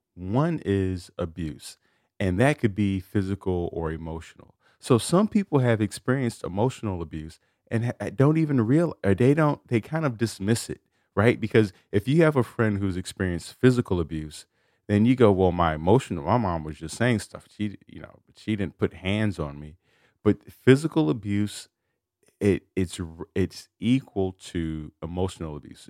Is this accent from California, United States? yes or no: no; Chicago, Illinois, United States; I grew up in Chicago